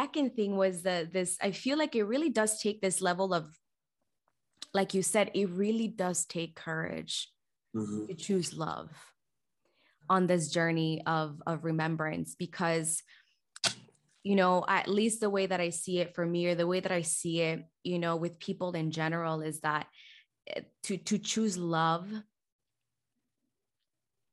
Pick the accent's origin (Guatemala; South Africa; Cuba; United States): Guatemala; moved away; I'm from Guatemala